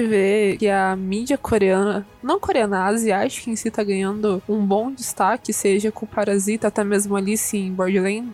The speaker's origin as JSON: {"language": "Portuguese", "country": "Brazil", "said": "eu sou brasileira mesmo"}